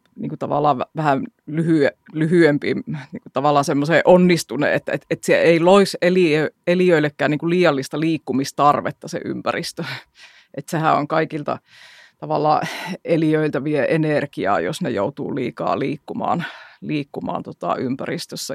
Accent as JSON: {"language": "Finnish", "town": "Jyväskylä", "region": "Central Finland", "country": "Finland", "said": "meillä Jyväskylässä"}